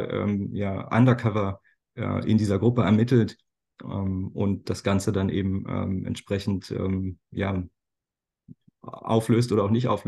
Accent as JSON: {"language": "German", "town": "Potsdam", "region": "Brandenburg", "country": "Germany", "tie": "born or raised there", "also_born_or_lived": "Atlanta, United States", "said": "ich bin, bin gebürtiger Potsdamer."}